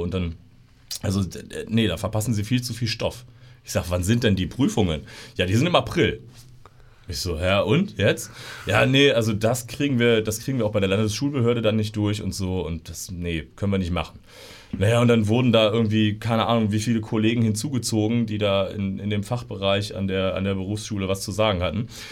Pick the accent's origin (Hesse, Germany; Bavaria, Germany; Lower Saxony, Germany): Lower Saxony, Germany; Osterode am Harz; bin hier geboren in Osterode und bin äh, im, im Umland aufgewachsen